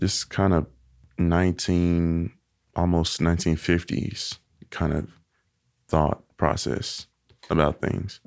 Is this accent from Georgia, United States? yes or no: no; Little Rock, Arkansas, United States; accent: Southern; also born or lived in Helena-West Helena, Arkansas; I was born here in Little Rock